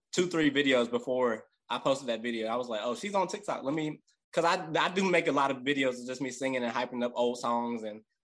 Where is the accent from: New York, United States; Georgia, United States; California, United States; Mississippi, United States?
Mississippi, United States; Gulfport; now in New Orleans, United States; I'm from Gulfport, Mississippi. I currently live in New Orleans